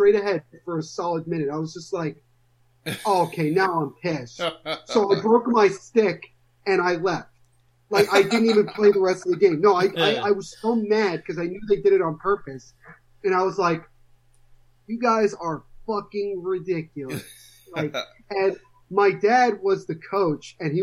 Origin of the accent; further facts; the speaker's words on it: Little Silver, New Jersey, United States; I am from Little Silver, New Jersey